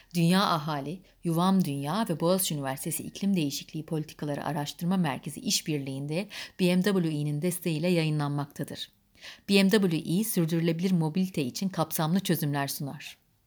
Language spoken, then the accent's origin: Turkish; Adana, Turkey; also born or lived in Kayseri; 1938'de Kayseri'de doğdum ve çocukluğum Adana'da geçti.